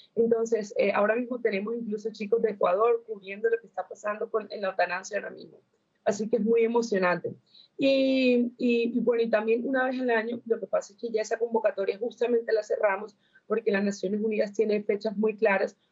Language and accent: Spanish; Colombia; yo soy de Colombia